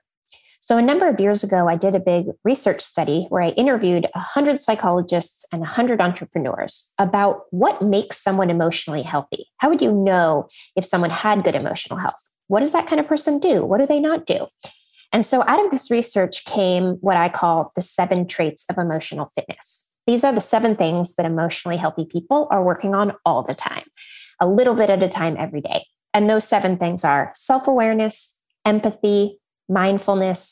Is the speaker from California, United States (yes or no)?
yes; Silicon Valley, California, United States; And I grew up in Silicon Valley.